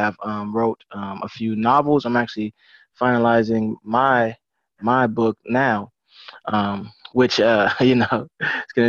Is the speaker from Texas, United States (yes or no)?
yes; Arlington, Texas, United States; I'm born, raised Arlington, Texas. You know, lived in a few different places, but of course, I'm back here